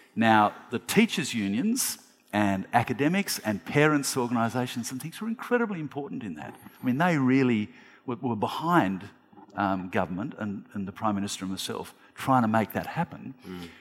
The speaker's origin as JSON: {"language": "English", "country": "Australia", "said": "as an Australian"}